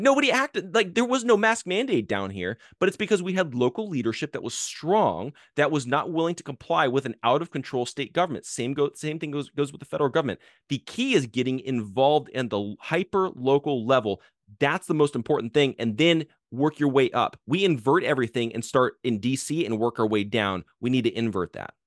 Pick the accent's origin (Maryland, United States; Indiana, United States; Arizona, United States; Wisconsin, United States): Arizona, United States; I grew up in Arizona, uh, where, w, you know, we had, uh, Sheriff Joe Arpaio as, as our sheriff growing up